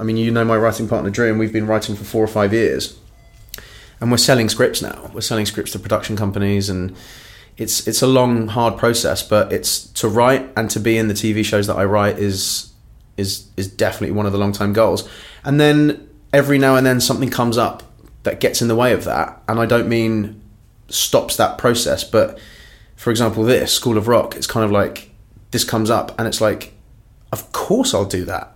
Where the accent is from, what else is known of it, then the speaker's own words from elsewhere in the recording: London, United Kingdom; also born or lived in Cork, Ireland; grew up in northwest London, in a place called Hayes